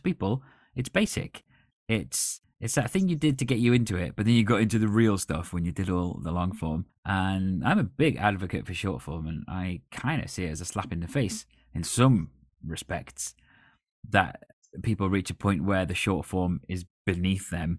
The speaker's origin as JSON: {"language": "English", "country": "United Kingdom", "said": "as a British person"}